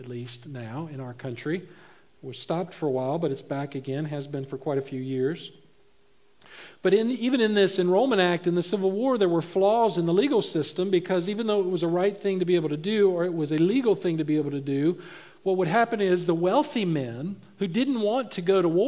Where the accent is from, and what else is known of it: United States